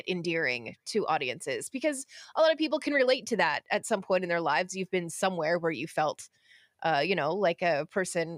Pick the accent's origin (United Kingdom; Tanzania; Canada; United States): Canada; being Canadian